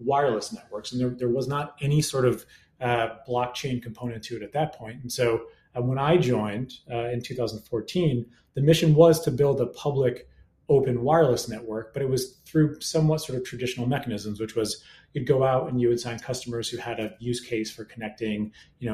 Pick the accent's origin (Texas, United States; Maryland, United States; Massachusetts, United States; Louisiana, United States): Massachusetts, United States; also born or lived in New York; from Massachusetts and moved to the Boston area